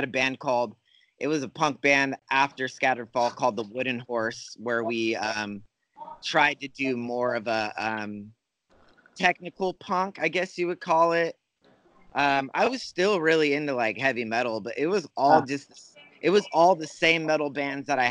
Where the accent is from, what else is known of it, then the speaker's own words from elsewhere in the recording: Fresno, California, United States; I'm born and raised in California.